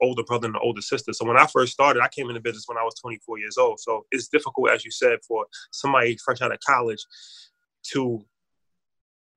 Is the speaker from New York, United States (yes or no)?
yes; White Plains, New York, United States; also born or lived in Bronx, New York; I grew up in the Bronx. I'm from the Bronx originally. And I moved from the Bronx like age 10, and then I moved to White Plains, which is where I live now, in Westchester.